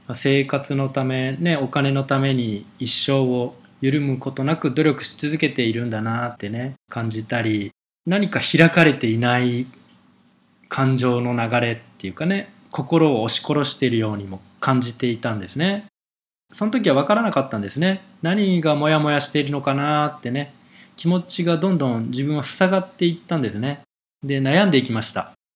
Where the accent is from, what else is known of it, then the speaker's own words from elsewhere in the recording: Japan; 日本の生活生まれ育って